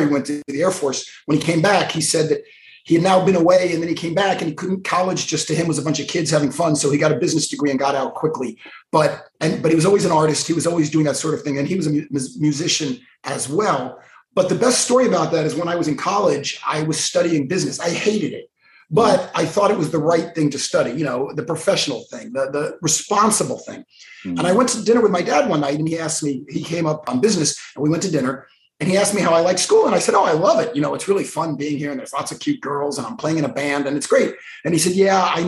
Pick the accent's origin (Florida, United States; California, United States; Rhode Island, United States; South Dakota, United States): Florida, United States; Miami Beach; And I was born on Miami Beach. I am as native as you can get